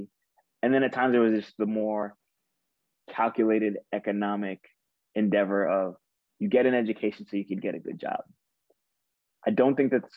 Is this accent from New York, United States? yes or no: yes; New York City, New York, United States; growing up in Queens